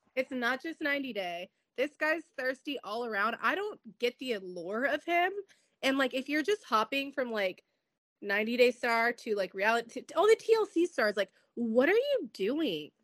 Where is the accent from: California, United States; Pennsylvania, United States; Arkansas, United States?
California, United States; San Diego; San Diego look real bad, and that's my hometown